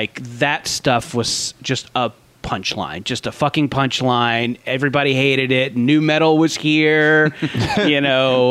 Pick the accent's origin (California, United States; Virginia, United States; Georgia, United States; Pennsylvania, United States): California, United States; Orange County; I grew up in Orange County in the in the 90s